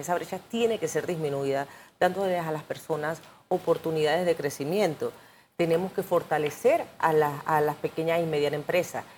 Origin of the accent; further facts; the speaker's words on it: Panama; como panameña